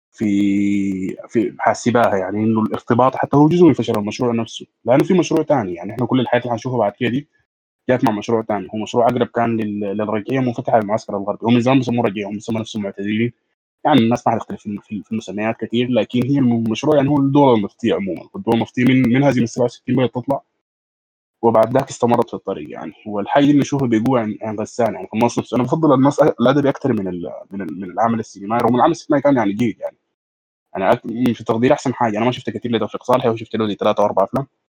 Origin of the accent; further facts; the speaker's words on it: Sudan; عندنا في السودان